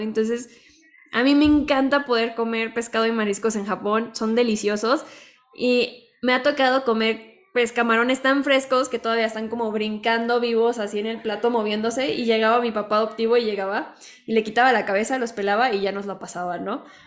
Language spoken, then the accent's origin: Spanish; Mexico; lo que somos los mexicanos